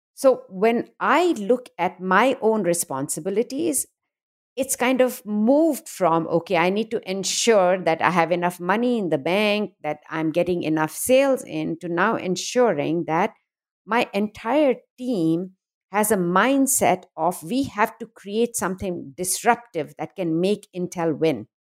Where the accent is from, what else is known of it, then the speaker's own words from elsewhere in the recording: India; moved away as an adult; now in United States; I grew up in a, a conservative, uh, what we call in India a very middle-class family